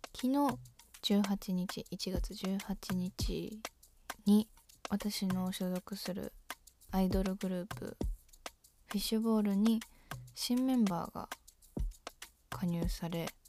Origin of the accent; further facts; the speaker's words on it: Shizuoka, Japan; 私と同じ静岡市出身